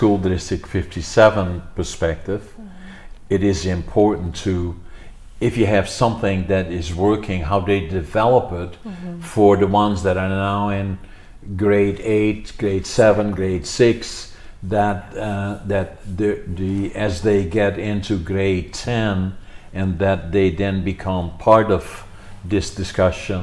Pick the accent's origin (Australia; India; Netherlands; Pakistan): Netherlands; now in Canada; growing up in Holland when I was a kid